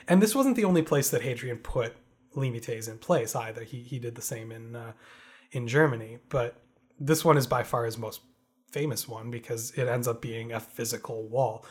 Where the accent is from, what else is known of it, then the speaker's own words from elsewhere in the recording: Canada; We, we grew up in Canada